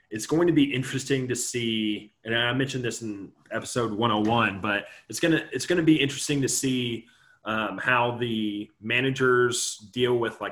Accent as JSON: {"language": "English", "region": "Indiana", "country": "United States", "tie": "born or raised there", "said": "I grew up in Indiana"}